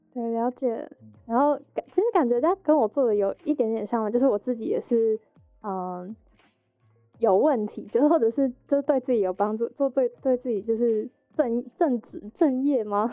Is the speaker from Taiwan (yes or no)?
yes; Hsinchu, Taiwan; 我是新竹人